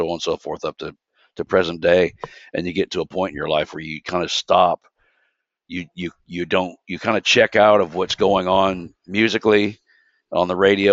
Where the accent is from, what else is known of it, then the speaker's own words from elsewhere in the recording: St. Louis, Missouri, United States; From my hometown would have to be Silver Ballroom. That's on Morgansford Road for those that are familiar with Beeville Mill area of St. Louis